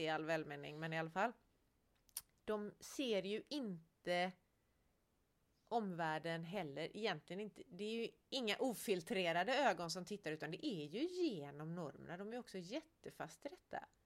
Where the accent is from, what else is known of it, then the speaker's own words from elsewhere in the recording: Gothenburg, Västra Götaland, Sweden; Jag är ändå från Göteborg